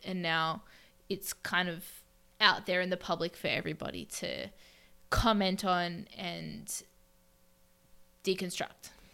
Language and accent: English; Melbourne, Victoria, Australia; moved away as an adult; now in New York, United States; I was born in Melbourne, Australia, one of the most livable cities